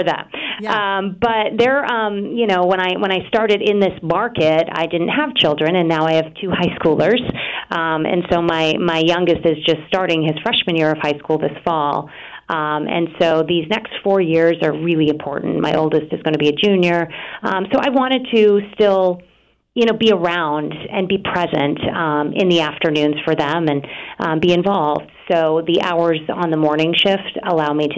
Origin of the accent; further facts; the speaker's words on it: Maine, United States; now in Boston, United States; I grew up in Maine